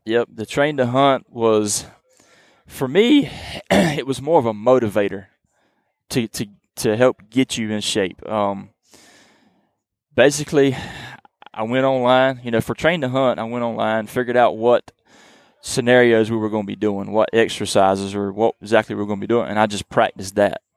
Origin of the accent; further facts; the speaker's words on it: eastern North Carolina, United States; I am from the eastern part of North Carolina. We call that the Coastal Plains region